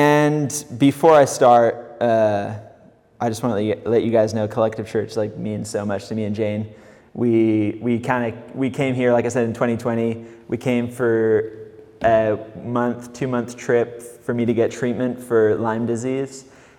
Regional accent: Mexico; accent: California; moved away as an adult; also born or lived in England; I'm originally from England. I kind of have a California accent. I don't know why. I moved to Mexico when I was 8 years old. I grew up there most of my childhood, up until I was about 19. I moved back to England

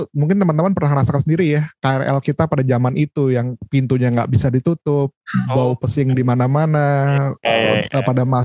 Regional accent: Jakarta, Indonesia; kebetulan uh, saya besar di Jakarta meskipun lahir bukan di Jakarta.

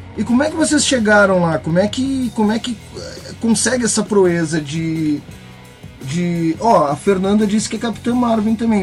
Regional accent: Rio Grande do Sul, Brazil; Eu sou gaúcho

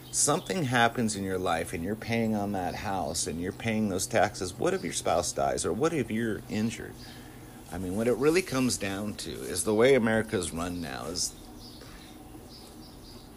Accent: Southern California, United States; when I was a kid, I grew up in Southern California in the 70s, 80s, and 90s.

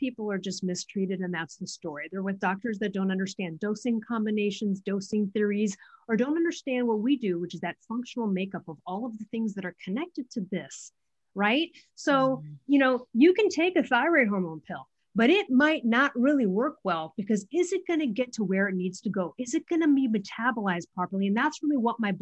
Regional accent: Midwest, United States; I'm from the Midwest

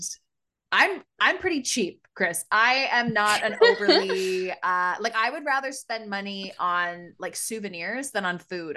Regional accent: Canada near Toronto, Ontario, Canada; we come from Canada near Toronto

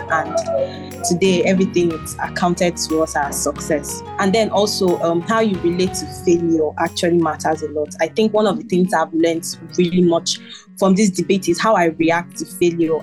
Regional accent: Nigeria

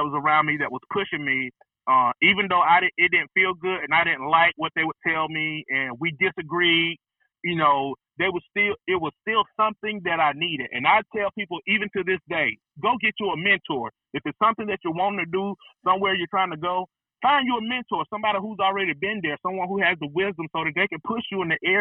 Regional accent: Rome, Georgia, United States; I'm from Rome, Georgia. grew up in East Rome. Then we moved to North Rome

